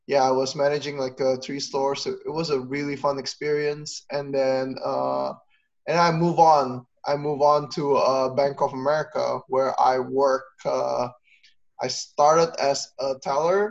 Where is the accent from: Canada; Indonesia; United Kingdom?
Indonesia; now in United States; growing up in Indonesia